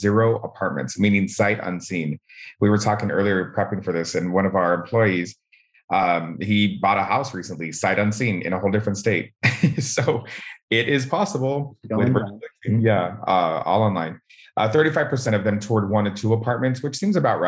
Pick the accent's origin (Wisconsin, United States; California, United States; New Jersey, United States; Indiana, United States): California, United States; Southern; We're from Southern California